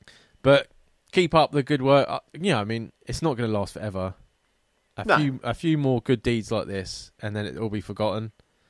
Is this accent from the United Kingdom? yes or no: yes; Isle of Wight, South East England, United Kingdom; I'm from the Isle of Wight and everyone almost knows each other there. And to top it off, most of the population are retired. It's just not my type of place.